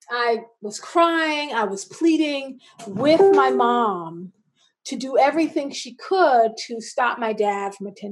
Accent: South Carolina, United States; also born or lived in Washington, D.C. / New York; now in Baltimore, United States; I am originally from South Carolina. I grew up between South Carolina and Washington, D.C.

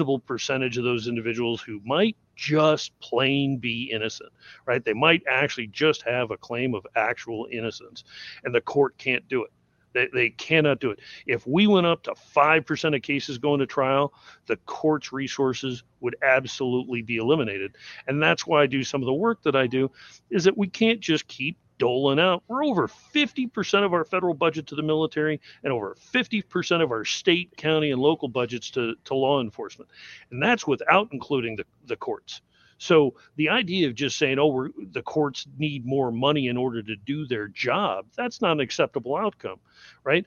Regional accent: Missouri, United States; I grew up in Missouri. I'm a show me guy.

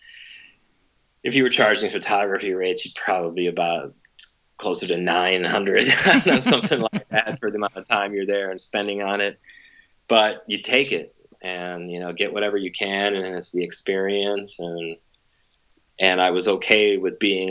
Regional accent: Cleveland, Ohio, United States; I'm from Cleveland

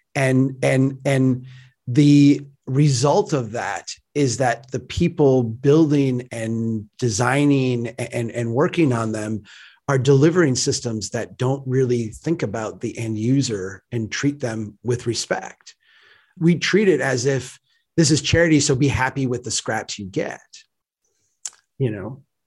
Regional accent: Brainerd, Minnesota, United States; Brainerd, Minnesota, my hometown, where I'm, I'm sitting right now

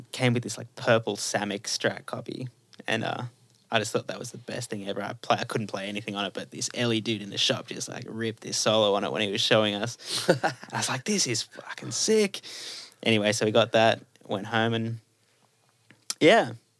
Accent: Cherrybrook, New South Wales, Australia; also born or lived in North Rocks / Baulkham Hills / Castle Hill; And I grew up in Baulkham Hills, and then moved to Cherrybrook when I was, so I was born in North Rocks, moved to Cherrybrook, grew up there, then moved to Castle Hill when I was a teenager, then moved back to Cherrybrook

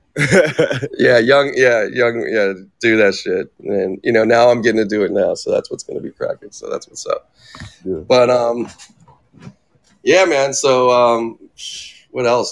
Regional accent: Pittsburgh, Pennsylvania, United States; also born or lived in California; I was actually born here, but then we I grew up back in Pittsburgh. Like we left like when I was ten

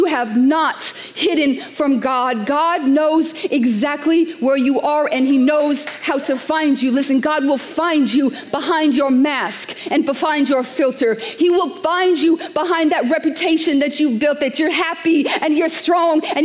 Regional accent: New York City, New York, United States; I'm a New Yorker.

